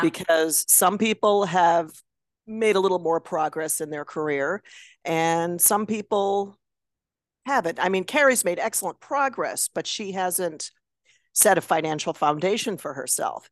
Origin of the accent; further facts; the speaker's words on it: Chicago area, Illinois, United States; I'm from Chicago